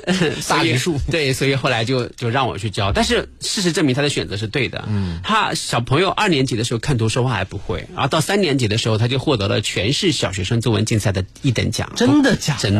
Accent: northern Jiangsu, China; 我是苏北的

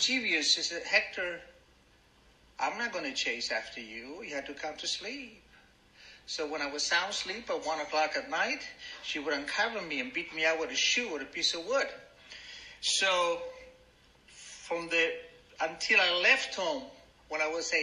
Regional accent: Argentina; English is a second language; moved away as an adult; now in United States; My father was an Arab, my mother was an Italian, and I was born in Argentina

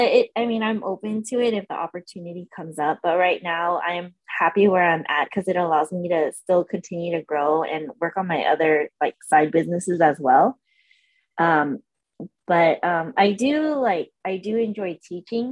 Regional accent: San Diego, California, United States; moved away as an adult; also born or lived in Orange County, California; I was born in Orange County, and we uh, moved to San Diego when I was four, and I lived in San Diego till I was about 25, 26. So I grew uh, up there. It's my home

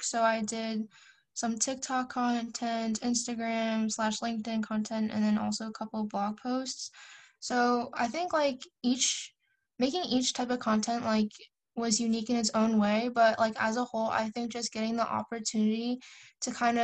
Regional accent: New Jersey, United States; I'm 18 and I'm from New Jersey, United States

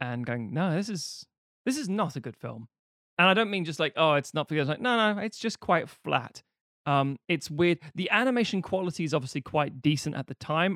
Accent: United Kingdom; growing up in Britain

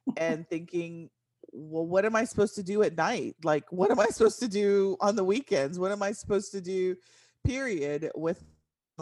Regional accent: San Antonio, Texas, United States; moved away as an adult; now in Dallas-Fort Worth, United States; I am from San Antonio, Texas, moved to the Dallas-Fort Worth area after I graduated school in 1995

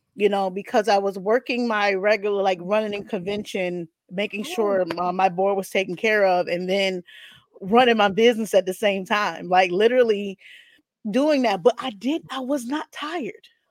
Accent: South Carolina, United States; I'm from South Carolina

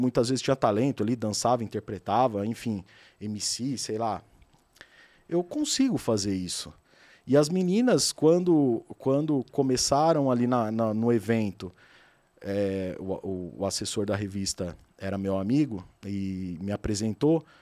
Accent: Adamantina, São Paulo, Brazil; moved away as an adult; now in São Paulo, Brazil; eu sou do interior de São Paulo, uma cidade pequena, Adamantina, relativamente pequena, e eu sempre trabalhei

